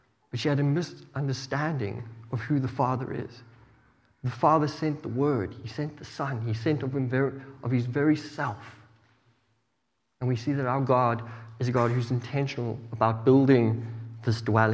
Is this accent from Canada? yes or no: no; South Africa; moved away; I grew up in South Africa